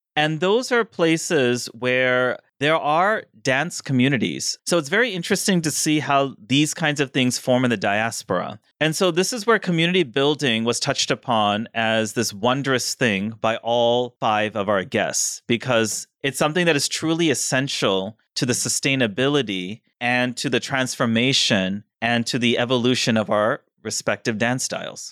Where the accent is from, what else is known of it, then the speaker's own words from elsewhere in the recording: Missouri, United States; now in New Jersey, United States; I'm from Missouri